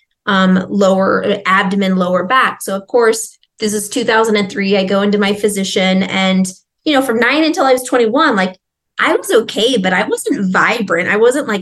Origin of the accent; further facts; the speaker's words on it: Nebraska, United States; I'm originally from Nebraska